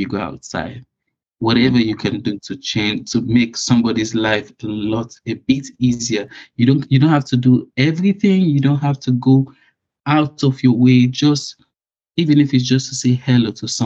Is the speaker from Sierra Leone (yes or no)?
yes; Sierra Leone; now in United Kingdom; I was born in Sierra Leone